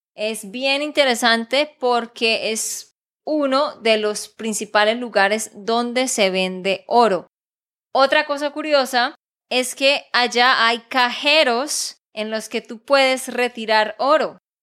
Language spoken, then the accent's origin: Spanish; Santander, Colombia; de Santander, Colombia